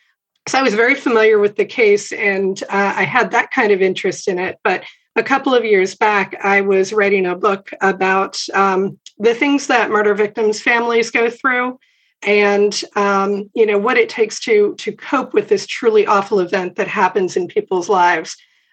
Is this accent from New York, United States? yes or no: no; Williamsburg, Virginia, United States; I grew up here in Williamsburg